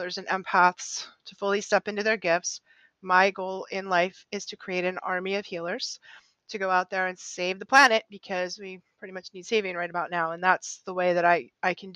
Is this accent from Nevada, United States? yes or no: no; just outside Boston, Massachusetts, United States; I grew up just outside Boston in the 60s, 70s, and 80s.